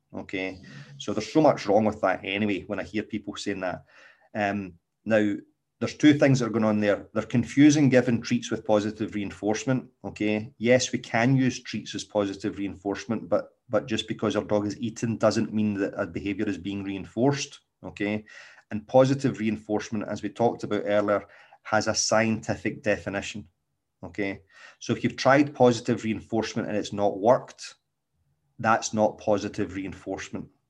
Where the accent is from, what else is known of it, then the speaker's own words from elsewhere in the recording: Scotland, United Kingdom; accent: Scottish; my exquisite Scottish accent